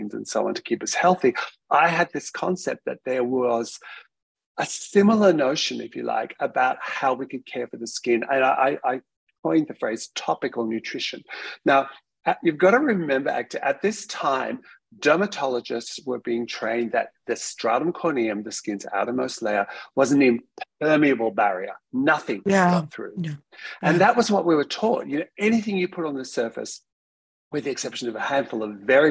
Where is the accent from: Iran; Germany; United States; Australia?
Australia; being an Australian scientist